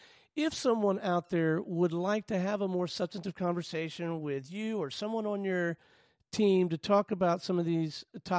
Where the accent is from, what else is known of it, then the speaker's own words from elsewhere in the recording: Pensacola, Florida, United States; I grew up in Pensacola, not too far away.